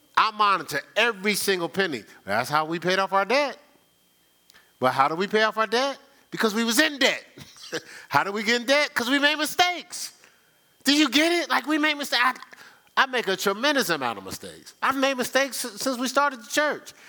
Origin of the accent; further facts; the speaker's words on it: Newark, New Jersey, United States; I'm from Newark